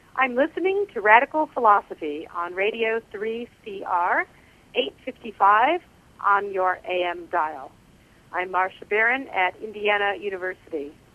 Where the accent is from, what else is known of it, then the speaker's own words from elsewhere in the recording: England, United Kingdom; accent: English; moved away as an adult; now in United States; I have an English accent. I've been in America for nearly 40 years